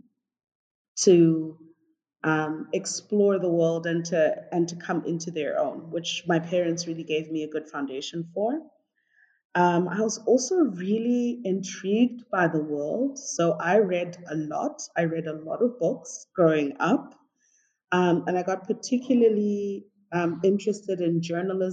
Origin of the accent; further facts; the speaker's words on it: Zimbabwe; I was born and raised in Zimbabwe